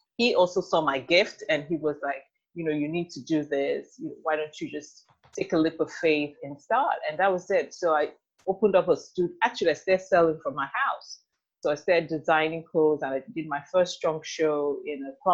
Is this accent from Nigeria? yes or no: yes; Nigeria; moved away as an adult; also born or lived in United Kingdom; now in Houston, United States; I'm Nigerian.